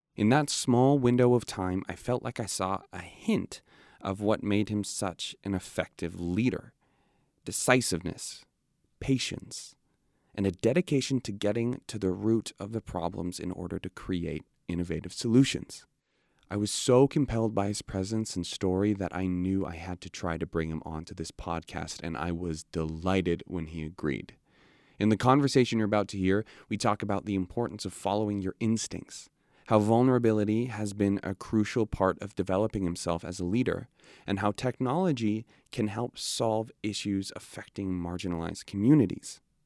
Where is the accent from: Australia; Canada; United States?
Canada; Edmonton, Alberta; growing up in Edmonton